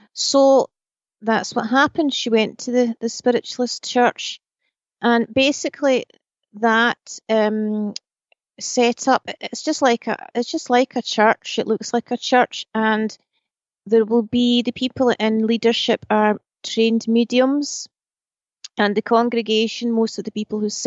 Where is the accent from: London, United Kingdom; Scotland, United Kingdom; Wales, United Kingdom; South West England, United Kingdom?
Scotland, United Kingdom; I was raised in Scotland.